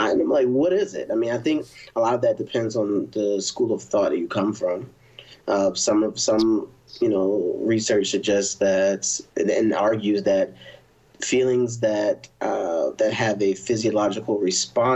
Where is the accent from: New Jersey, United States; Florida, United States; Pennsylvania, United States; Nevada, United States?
Pennsylvania, United States; Philadelphia; now in Austin, United States; I'm originally from Philadelphia, Northeast in the building